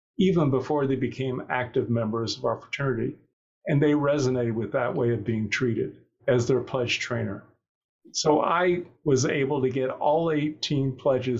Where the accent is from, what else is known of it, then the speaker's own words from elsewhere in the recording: Kokomo, Indiana, United States; I grew up in Kokomo, Indiana